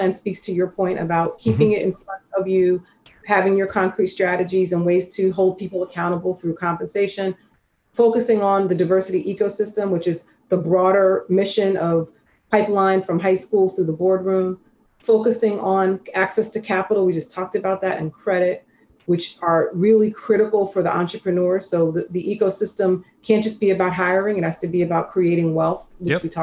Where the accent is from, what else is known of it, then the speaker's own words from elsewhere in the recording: New York City, New York, United States; I grew up in South Jamaica, Queens, and I'm from a family of eight